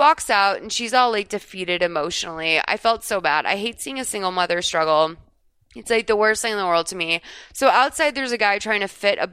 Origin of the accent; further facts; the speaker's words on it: Massachusetts, United States; now in Los Angeles, United States; I grew up in Massachusetts